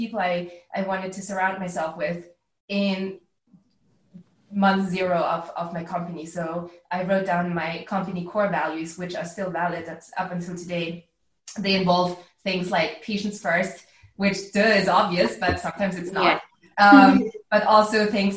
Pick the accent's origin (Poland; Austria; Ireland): Austria; also born or lived in United States; now in Berlin, Germany; I grew up in Austria